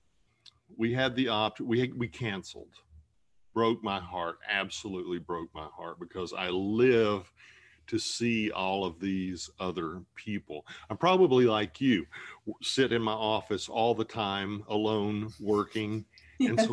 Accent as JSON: {"language": "English", "region": "Appalachia", "country": "United States", "tie": "born or raised there", "moved": "yes", "said": "I'm an Appalachian kid. I grew up in the middle of nowhere with railroad tracks."}